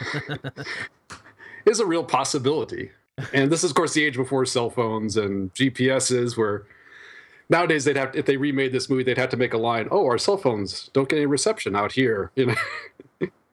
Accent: Iowa, United States; I grew up in Iowa

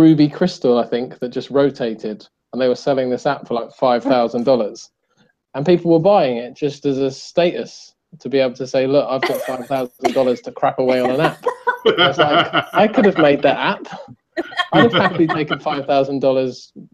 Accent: England, United Kingdom; I'm English

